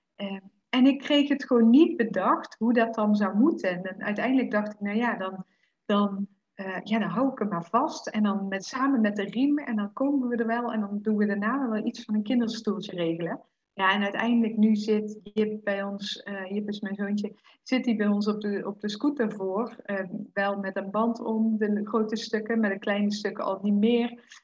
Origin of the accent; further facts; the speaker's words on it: Netherlands; moved away; als Nederlander